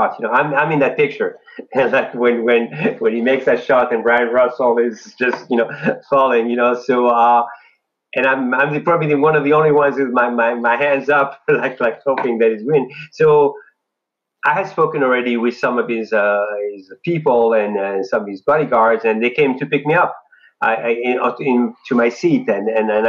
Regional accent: France; moved away; I'm an immigrant from France

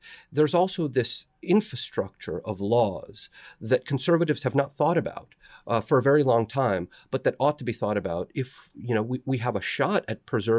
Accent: the South, United States; I'm from the South. I see a lot of pockets of health.

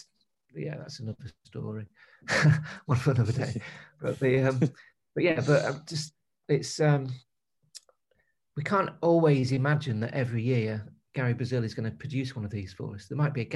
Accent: Newark, East Midlands, United Kingdom; also born or lived in Leicester; I was from Newark

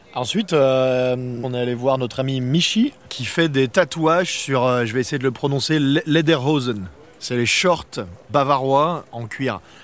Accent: France; en tant que Français

